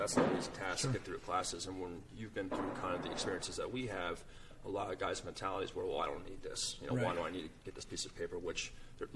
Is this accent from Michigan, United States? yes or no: no; West Long Branch, New Jersey, United States; I grew up in West Long Branch, New Jersey, right down the road.